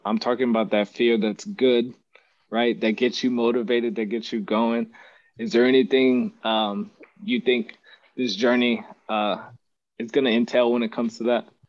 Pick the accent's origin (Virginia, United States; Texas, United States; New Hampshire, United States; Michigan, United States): Texas, United States; Odessa; moved away as an adult; now in San Antonio, United States; I'm from Odessa, Texas. Uh, to West Texas. I don't know if you've seen Friday Night Lights, but that's me, oil patch town.